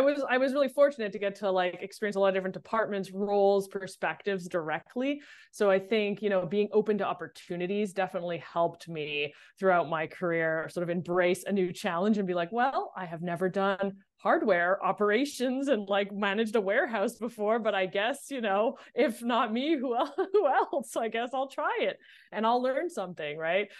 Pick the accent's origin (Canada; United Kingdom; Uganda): Canada; Montreal, Quebec; moved away as an adult; also born or lived in Boston; I grew up in Montreal